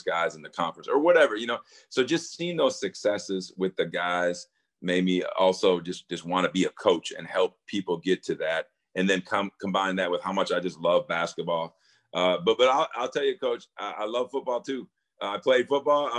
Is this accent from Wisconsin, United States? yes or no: yes; Wisconsin, United States; I grew up in Wisconsin